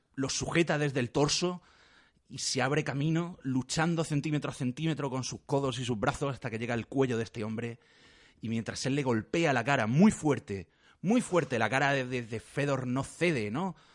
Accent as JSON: {"language": "Spanish", "town": "Córdoba", "region": "Andalusia", "country": "Spain", "said": "soy el personaje cordobés menos cordobés de, la historia"}